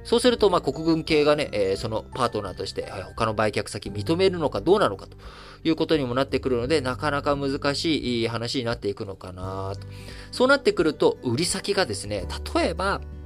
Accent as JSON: {"language": "Japanese", "country": "Japan", "tie": "born or raised there", "said": "生まれも育ちも幼稚園から、教育ずっと日本で受けて"}